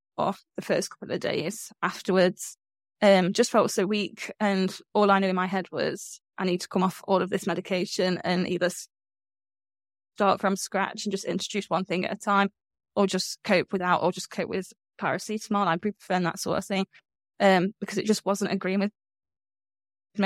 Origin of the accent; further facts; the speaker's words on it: Midlands, United Kingdom; I'm from the Midlands in the UK.